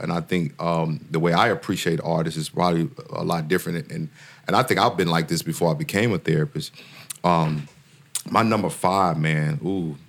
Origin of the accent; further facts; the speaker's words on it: Mississippi, United States; I'm from Mississippi